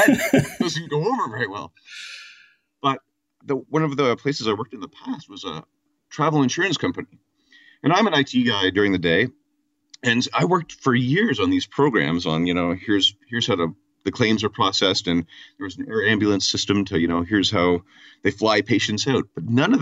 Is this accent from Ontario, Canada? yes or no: yes; Kitchener-Waterloo, Ontario, Canada; I am from Ontario, and I'm Kitchener-Waterloo, which is about an hour and a half west of Toronto.